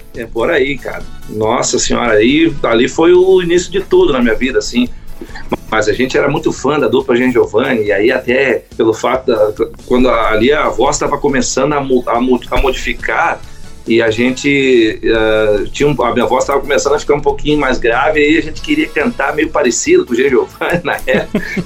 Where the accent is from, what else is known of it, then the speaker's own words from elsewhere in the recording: Santo Ângelo, Rio Grande do Sul, Brazil; also born or lived in Gravataí, Rio Grande do Sul; now in Santa Rosa, Brazil; eu sou nascido e criado em Santo Ângelo, né, no Rio Grande do Sul